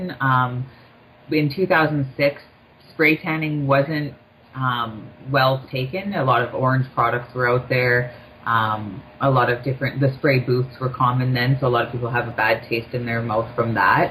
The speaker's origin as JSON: {"language": "English", "town": "Thunder Bay", "region": "Ontario", "country": "Canada", "moved": "yes", "lives_now": "Toronto, Canada", "said": "I'm not from Toronto. I'm actually from Thunder Bay"}